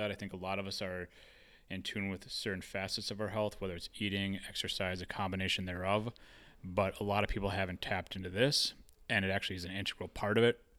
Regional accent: Hawaii, United States; also born or lived in Minnesota; I would like to take it to Hawaii because I grew up there. Uh, after like I grew up in Minnesota, my family moved us to Hawaii

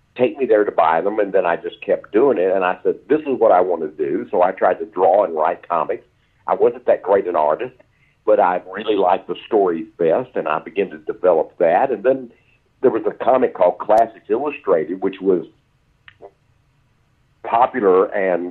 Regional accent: East Texas, United States; also born or lived in Gladewater, Texas / Mount Enterprise, Texas; I was born in Gladewater, Texas. And when I was very young, we moved to Mount Enterprise, Texas, which was about 150 people at that time.

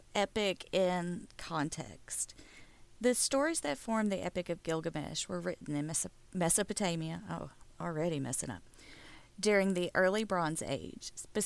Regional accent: the South, United States; accent: southern; my southern accent

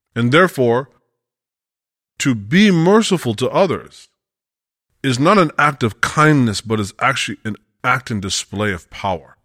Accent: United States; we're both Westerners, you know, we're both from America

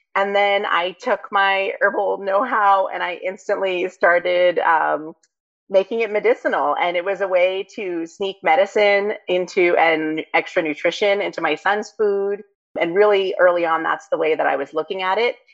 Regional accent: New York City, New York, United States; moved away as an adult; now in Vermont, United States; I grew up in New York

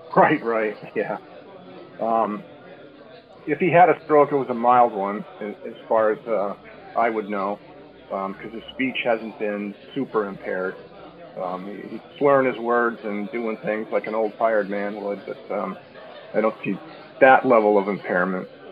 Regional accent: Chicago, Illinois, United States; now in California, United States; I am originally from the Chicago area

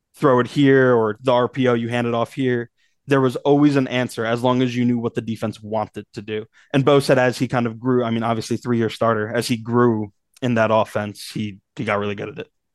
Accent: Northeast, United States; moved away; I grew up in the Northeast

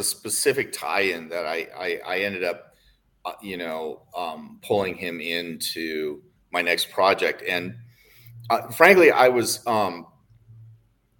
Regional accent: United States; I'm an American

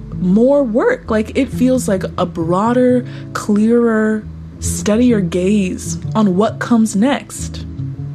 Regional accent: United States; I grew up poor in the United States

